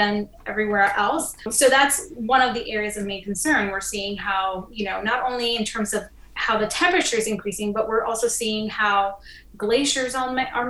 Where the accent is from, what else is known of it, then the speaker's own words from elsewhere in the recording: Puerto Rico; moved away; I'm originally from the Caribbean island of Puerto Rico